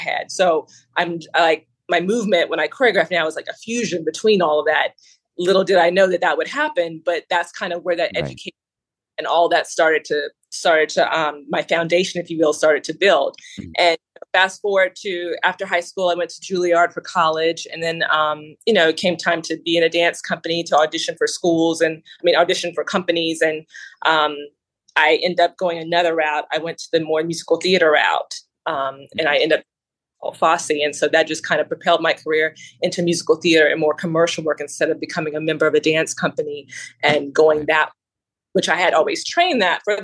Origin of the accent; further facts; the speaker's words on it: Alabama, United States; Alabama, born and raised. So I'm a Southerner